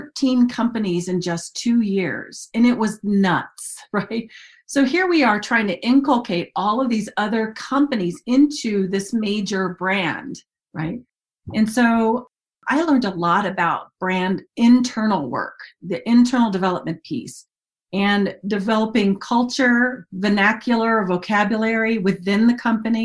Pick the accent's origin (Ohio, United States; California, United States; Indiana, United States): Ohio, United States; Dayton; moved away as an adult; also born or lived in Mobile, Alabama; I grew up in Dayton, Ohio